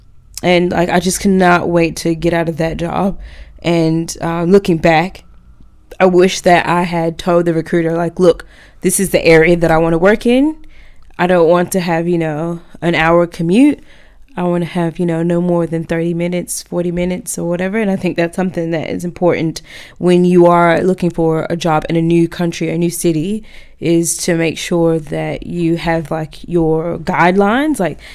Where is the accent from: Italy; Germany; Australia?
Australia; now in Auckland, New Zealand; And I'm like, look, I came from Australia. This is my salary here.